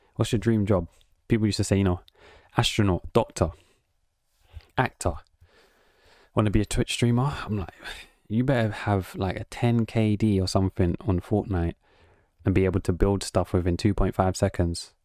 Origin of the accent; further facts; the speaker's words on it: England, United Kingdom; accent: British; I'm just from England